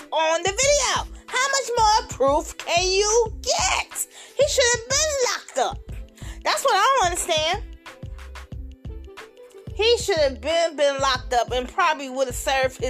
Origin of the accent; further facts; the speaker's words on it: Chicago, Illinois, United States; I'm from Chicago